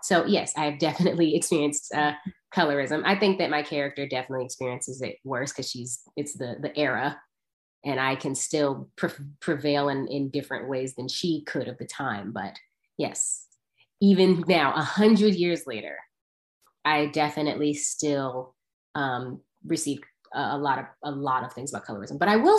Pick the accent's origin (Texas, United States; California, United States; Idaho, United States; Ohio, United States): California, United States; Because in Atlanta, I came from California. I went to Atlanta.